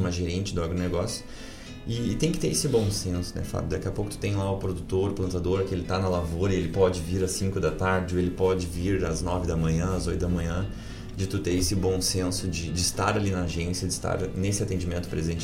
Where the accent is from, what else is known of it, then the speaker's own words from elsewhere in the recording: Sertão Santana, Rio Grande do Sul, Brazil; also born or lived in Mariana Pimentel / Cachoeira do Sul / Guaíba; De lá fui a Sertão Santana, que é a minha terra, que também foi Guaíba